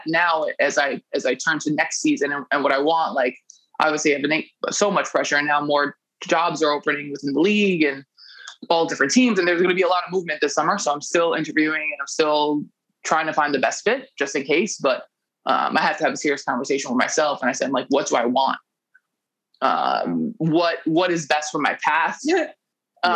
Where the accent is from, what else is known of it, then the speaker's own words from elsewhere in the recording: New York City, New York, United States; moved away as an adult; now in Italy; I grew up in New York City in the late 2000s